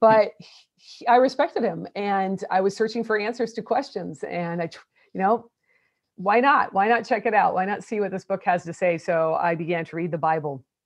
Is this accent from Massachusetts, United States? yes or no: no; Portland, Oregon, United States; also born or lived in Oklahoma; now in Houston, United States; I'm Portland, Oregon. So I was raised in the Pacific Northwest